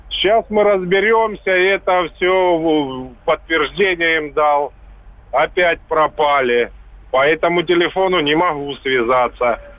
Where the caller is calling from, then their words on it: Stavropol Krai, Russia; Я звоню со Ставрополья, а это ж Москва.